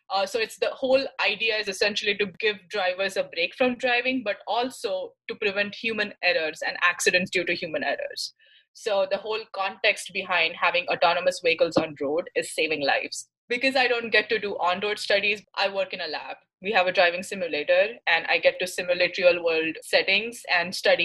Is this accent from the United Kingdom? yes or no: no; Mumbai, Maharashtra, India; moved away as an adult; now in Michigan, United States; I'm from Mumbai, India, and I've been in the US for 5 years now.